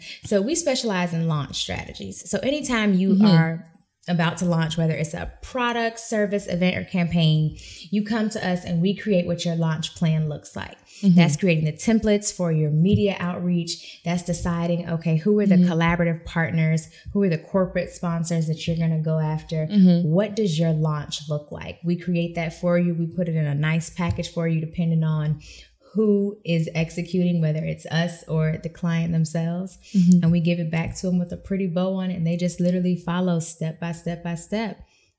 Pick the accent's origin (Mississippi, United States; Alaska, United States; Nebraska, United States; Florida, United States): Florida, United States; Sarasota; Listen, Sarasota, Florida.